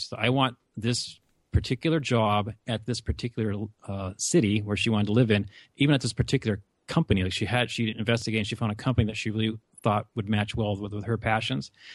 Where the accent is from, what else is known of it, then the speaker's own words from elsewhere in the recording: North Dakota, United States; accent: Upper Midwest; moved away as an adult; also born or lived in Argentina; now in Phoenix, United States; I come from a rural North Dakota small town